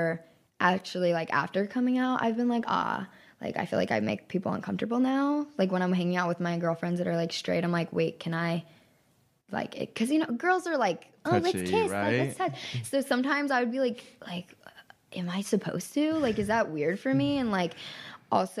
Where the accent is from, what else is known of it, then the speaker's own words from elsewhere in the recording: Texas, United States; I'm from Texas